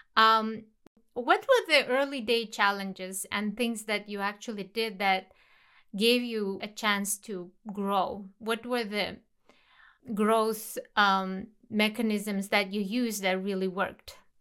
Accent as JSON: {"language": "English", "country": "Kazakhstan", "said": "my home country, Kazakhstan"}